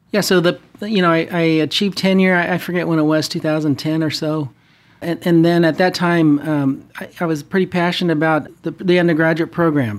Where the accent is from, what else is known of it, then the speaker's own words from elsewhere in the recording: Fresno, California, United States; moved away as an adult; also born or lived in Bay Area / Irvine / Denver; now in Orange County, United States; born and raised in the Central Valley in Fresno